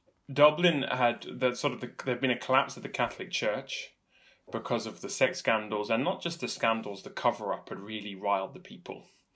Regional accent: United Kingdom; now in Ireland; that encouraged me as a Brit coming in.

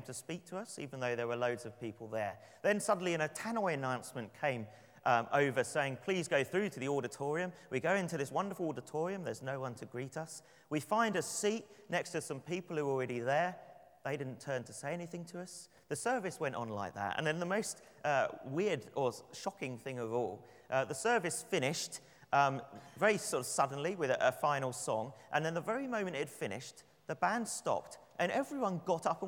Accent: London, United Kingdom; I'd say, "London.

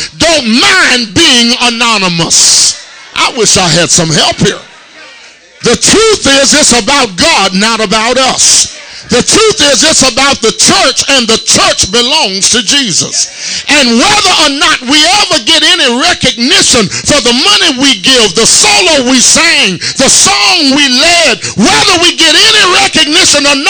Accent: Tuscaloosa, Alabama, United States; I'm from Tuscaloosa, Alabama

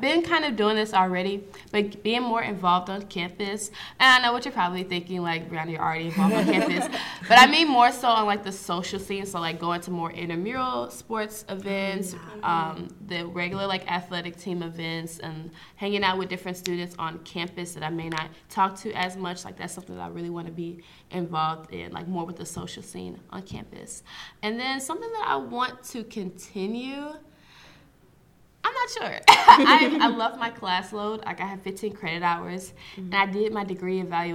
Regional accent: St. Louis, Missouri, United States; I'm originally from St. Louis, Missouri

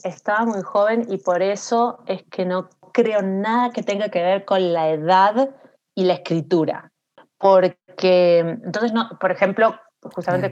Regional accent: Montevideo, Uruguay; moved away; also born or lived in New York; yo nací en Montevideo

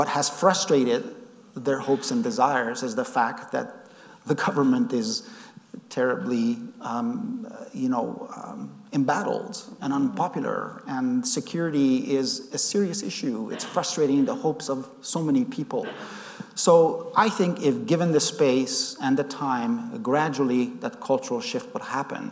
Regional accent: Afghanistan; now in United States; when I was growing up in Afghanistan in the 70s

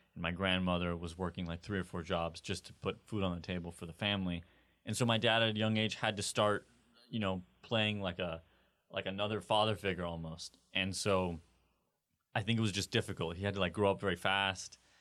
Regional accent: California, United States; growing up in California

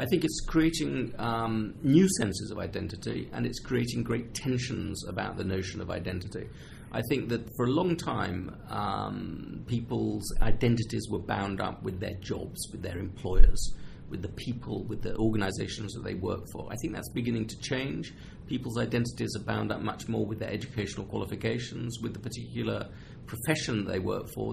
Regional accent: England, United Kingdom; as an English person.

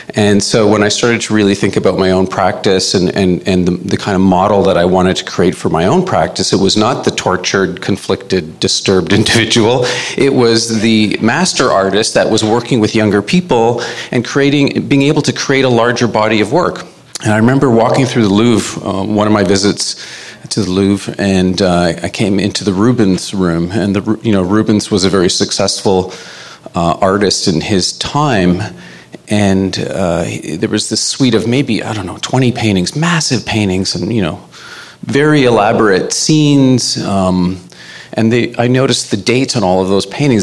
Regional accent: Winnipeg, Manitoba, Canada; now in Toronto, Canada; I'm Cree. I'm from Winnipeg. I've uh, been living in uh, Toronto for about 30 years

